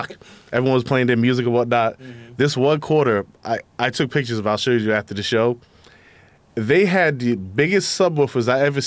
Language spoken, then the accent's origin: English; Bay Shore, New York, United States; I grew up in Bayshore on Rennington. That was my spot